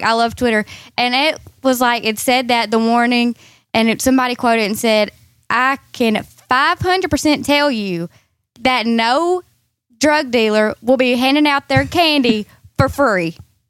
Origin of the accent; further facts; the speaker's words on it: Texarkana, Texas, United States; I'm from like here.